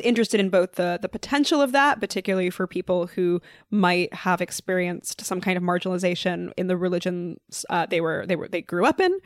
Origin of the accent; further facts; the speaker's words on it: New York City, New York, United States; I mostly grew up here in New York City